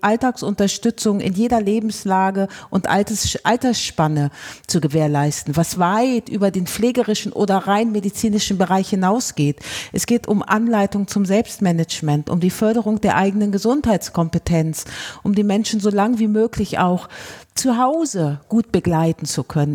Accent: Rhineland, Germany; bei uns im Rheinland

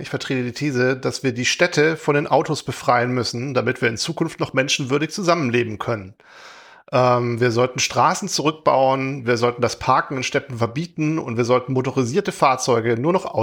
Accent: Heilbronn, Baden-Württemberg, Germany; Ich komme aus Heilbronn ursprünglich, äh, nicht so weit mhm. weg von, wo äh, der Wolfgang heute wohnt.

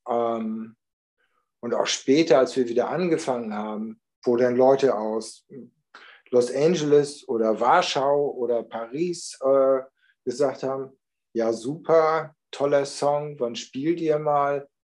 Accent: Germany; wir kommen aus Deutschland

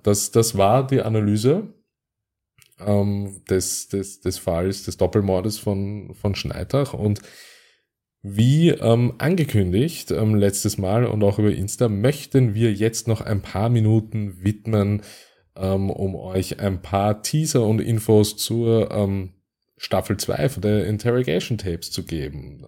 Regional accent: Vienna, Austria; aus meiner Heimat, nämlich aus Österreich und im Speziellen aus Wien

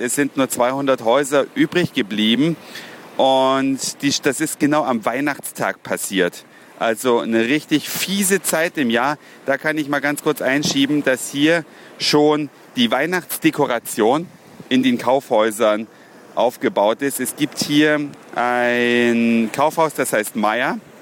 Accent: Germany; now in Australia; wir in Deutschland

